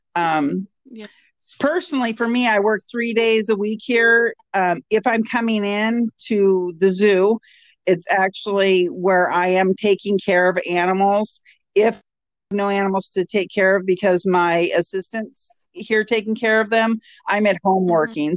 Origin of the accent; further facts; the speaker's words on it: Washington, United States; moved away as an adult; now in Alaska, United States; I'm from Washington State